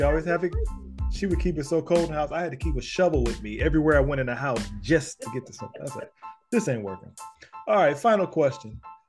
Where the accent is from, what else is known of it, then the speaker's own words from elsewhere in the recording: Chicago, Illinois, United States; I was born in Chicago.